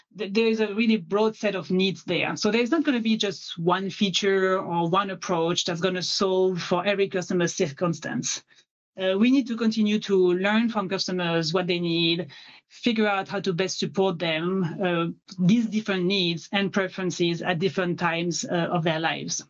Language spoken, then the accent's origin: English; France; accent: French; English is a second language; moved away as an adult; now in Seattle, United States; as you can tell with my accent, I'm French.